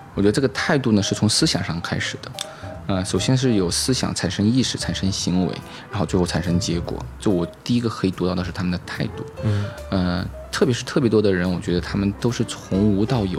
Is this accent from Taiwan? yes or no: no; Chongqing, China; moved away; also born or lived in United Kingdom / Beijing / Chengdu; 我是土生土长的重庆人，啊，所以说我初一的时候呢，是进到重庆一中